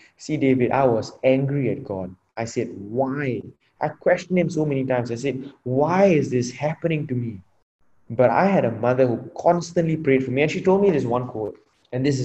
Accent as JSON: {"language": "English", "country": "Singapore", "said": "I'm from Singapore, and at 18, all of us get enlisted into the national service"}